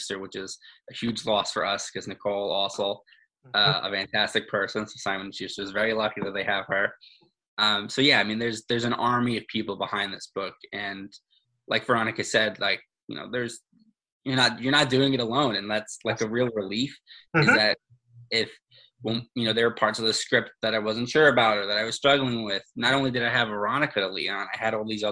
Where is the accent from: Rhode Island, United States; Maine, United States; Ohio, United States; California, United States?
Rhode Island, United States; Charlestown; moved away as an adult; now in New York, United States; I grew up in Charlestown, Rhode Island